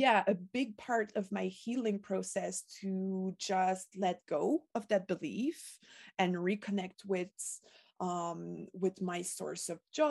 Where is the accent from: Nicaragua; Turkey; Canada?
Canada; Quebec; first language French; English is a second language; I was born in Quebec, in a middle-class family